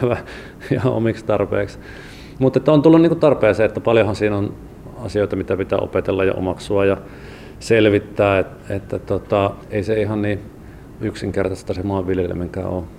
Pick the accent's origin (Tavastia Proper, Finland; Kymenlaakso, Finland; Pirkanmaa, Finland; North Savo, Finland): North Savo, Finland; Sonkajärvi; now in Helsinki, Finland; Sonkajärvi on kotikunta ja sieltä Sukevan kyliltä on, olen kotoisin